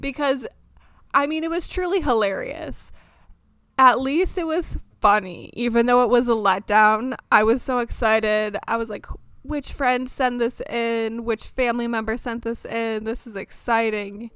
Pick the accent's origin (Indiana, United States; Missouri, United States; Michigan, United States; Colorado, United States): Michigan, United States; moved away as an adult; also born or lived in France; now in Maryland, United States; I was born and raised in Michigan, lived there for the first 25 years of my life.